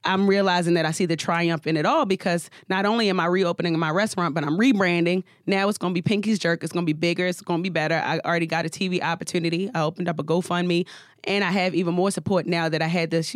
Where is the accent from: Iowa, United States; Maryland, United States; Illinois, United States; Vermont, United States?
Maryland, United States; Baltimore; also born or lived in Atlanta; now in New York City, United States; I'm from Baltimore, Maryland, but I reside in New York City